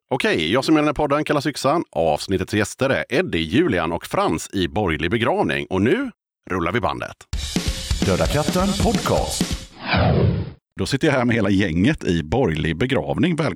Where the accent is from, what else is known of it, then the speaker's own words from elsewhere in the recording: Stockholm, Stockholm County, Sweden; Jag är från Stockholm.